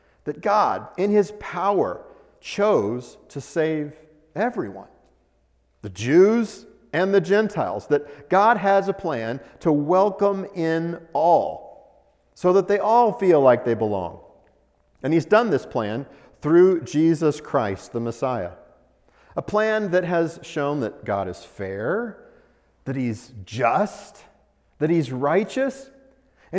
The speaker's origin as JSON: {"language": "English", "region": "Colorado", "country": "United States", "tie": "born or raised there", "also_born_or_lived": "Oklahoma / Kansas / Nebraska / Texas", "moved": "as an adult", "said": "I was born in Colorado, grew up in Colorado"}